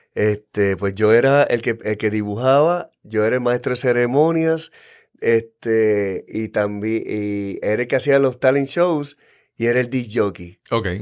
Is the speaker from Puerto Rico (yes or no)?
yes; San Juan, Puerto Rico; also born or lived in Santurce, San Juan, Puerto Rico / Yabucoa, Puerto Rico; yo nací en Santurce a los cinco años, este, nos mudamos eh, a Cupey